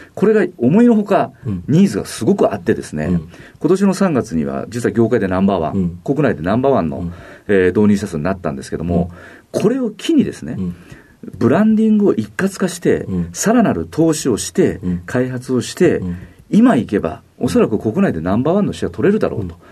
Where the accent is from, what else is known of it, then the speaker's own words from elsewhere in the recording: Nagasu, Kumamoto, Japan; moved away; 熊本県の長洲町というですね、非常にちっちゃな町で生まれ